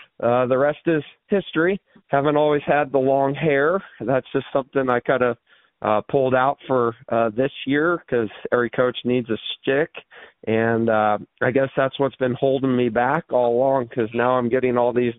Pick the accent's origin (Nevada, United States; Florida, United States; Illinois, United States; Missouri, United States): Missouri, United States; Drexel; born or raised there